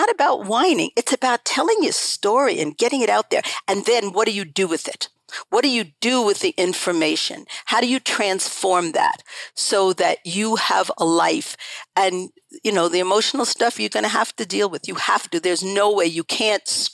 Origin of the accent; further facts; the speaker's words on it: New York, United States; moved away as an adult; also born or lived in Paris, France / Lausanne, Switzerland; I grew up in a completely neurotic household in New York, in Laurelton, actually. That was the name of the town I grew up